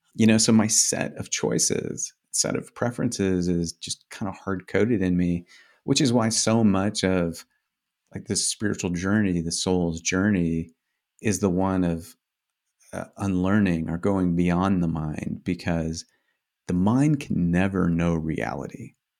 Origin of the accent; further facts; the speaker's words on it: Indiana, United States; first language English; I grew up in Indiana